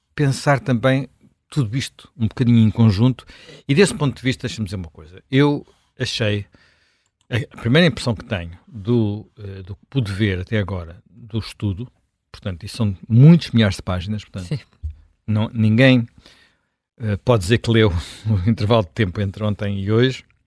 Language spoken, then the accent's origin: Portuguese; Lisbon, Portugal; sou lisboeta